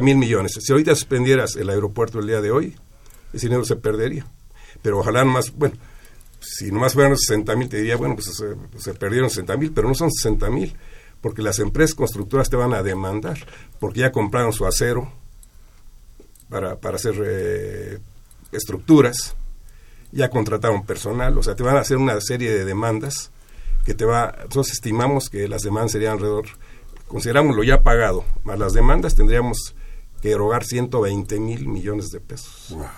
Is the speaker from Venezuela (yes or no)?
no; Mexico; somos mexicanos